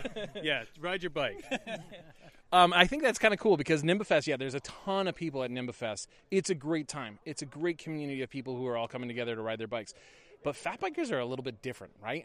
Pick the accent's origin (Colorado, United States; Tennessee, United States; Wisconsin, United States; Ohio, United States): Colorado, United States; Golden; I'm from Golden, Colorado